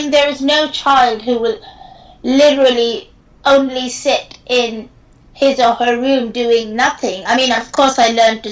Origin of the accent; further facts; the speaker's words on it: India; moved away as an adult; now in United Kingdom; growing up in India